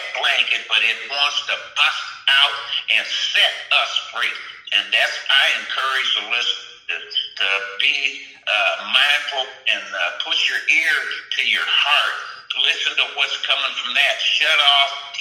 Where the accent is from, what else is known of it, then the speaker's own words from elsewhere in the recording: Michigan, United States; I'm from Michigan